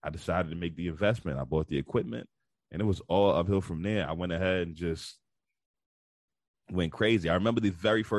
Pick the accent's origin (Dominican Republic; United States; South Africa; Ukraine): United States; New York City, New York; moved away; also born or lived in Baltimore / Houston; So I was born and raised in Bed-Stuy, Brooklyn. I moved around a whole lot throughout my life, but I was born and raised in Bed-Stuy, Brooklyn, raised in Brooklyn for most of my life